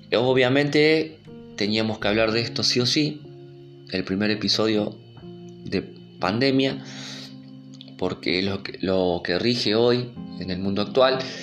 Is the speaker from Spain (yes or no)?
no; Argentina; en mi país, que es Argentina